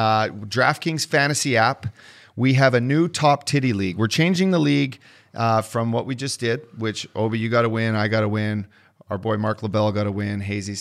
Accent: Edmonton, Alberta, Canada; my hometown, fucking Edmonton Oilers

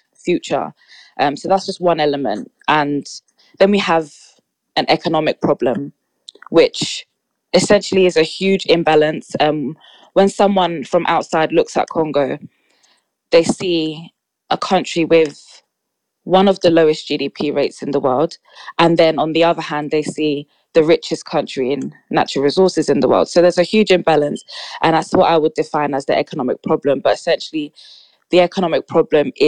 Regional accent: London, United Kingdom; I'm 24 from London and work 9 to 5.

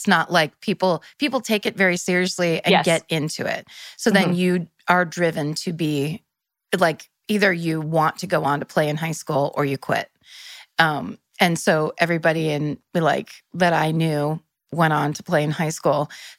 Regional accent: Petaluma, California, United States; Northern California, from Petaluma.

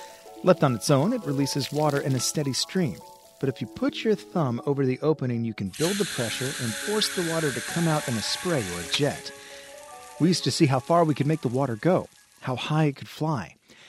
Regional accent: the American South, United States; Perhaps it was because I grew up in the American South

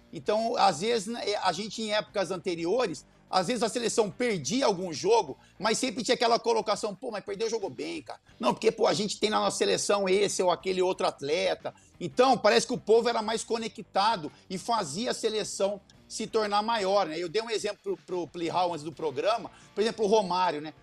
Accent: Brazil; nós como brasileiros e apaixonados por futebol

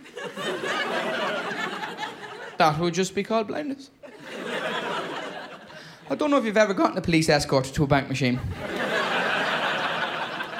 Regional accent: Ireland; I am from Ireland, but I am married to a Scottish lady

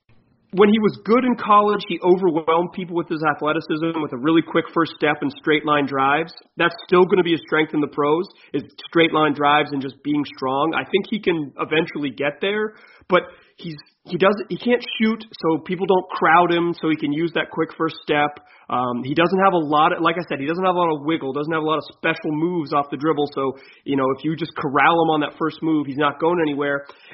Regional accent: Chapel Hill, North Carolina, United States; I grew up in Chapel Hill, North Carolina.

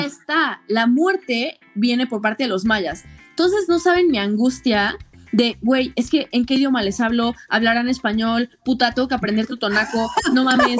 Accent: Puebla, Mexico; yo soy de Puebla, tengo 26 años

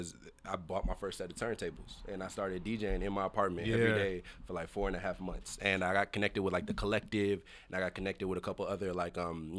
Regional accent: the South, United States; And I'm from the South.

